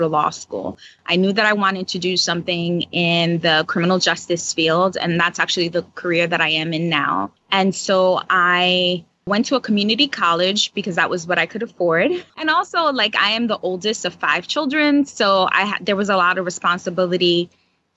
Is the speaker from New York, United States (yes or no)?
yes; New York City, New York, United States; I am a native New Yorker, born and raised in New York City, and specifically in the Bronx